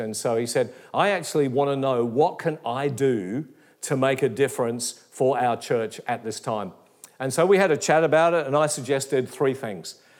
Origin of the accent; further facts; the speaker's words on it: Perth, Western Australia, Australia; moved away as an adult; also born or lived in Geraldton / Katoomba; now in Melbourne, Australia; I was raised in Perth in Western Australia